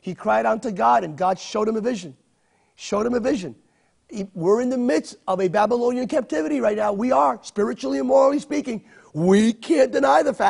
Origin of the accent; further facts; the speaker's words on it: United States; an American of Hispanic descent